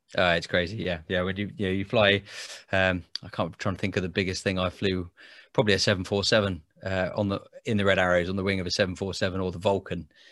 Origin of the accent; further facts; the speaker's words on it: Biggin Hill, London, United Kingdom; I grew up in Biggin Hill in Kent